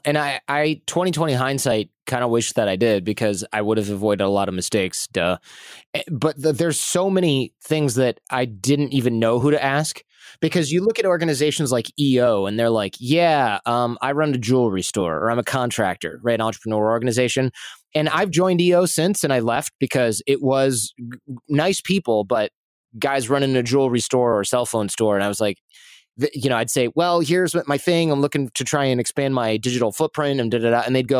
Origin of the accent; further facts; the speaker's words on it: Michigan, United States; now in New York City, United States; it was interesting because I came from Michigan, right? And I came from this work ethic where you really did bust your butt as hard as you could.